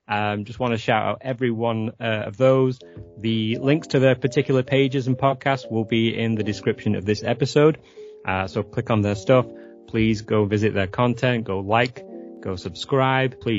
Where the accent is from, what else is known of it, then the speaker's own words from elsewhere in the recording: England, United Kingdom; also born or lived in San Francisco area, California; now in California, United States; I live near San Francisco, about an hour's ah. drive ah. away. I mean, I'm originally from England